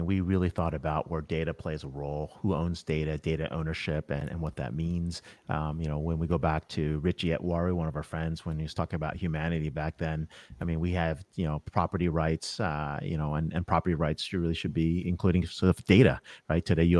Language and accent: English; United States; that's maybe because I'm very American, right?